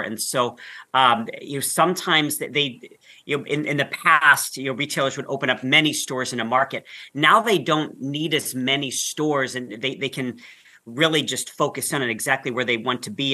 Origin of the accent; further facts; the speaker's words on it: Northeast Ohio, United States; I grew up in Northeast Ohio